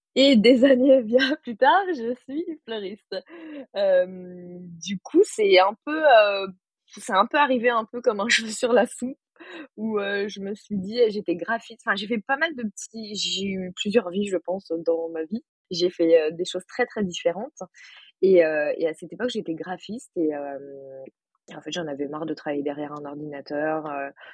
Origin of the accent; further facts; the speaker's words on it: Paris, Île-de-France, France; moved away as an adult; now in Chambéry, France; je suis parisienne